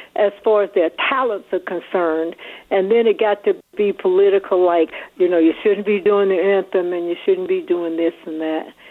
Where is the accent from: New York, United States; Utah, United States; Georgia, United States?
Georgia, United States; Atlanta; I'm from Atlanta